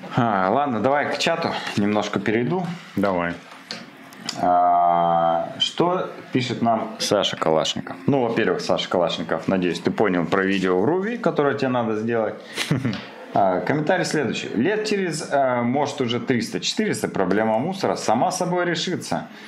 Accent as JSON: {"language": "Russian", "town": "Krasnoyarsk", "region": "Krasnoyarsk Krai", "country": "Russia", "tie": "born or raised there", "also_born_or_lived": "Idrinsky District", "said": "я родился в Красноярске"}